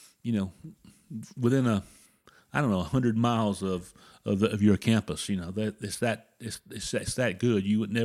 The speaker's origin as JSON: {"language": "English", "region": "South Carolina", "country": "United States", "moved": "yes", "said": "I'm from South Carolina originally."}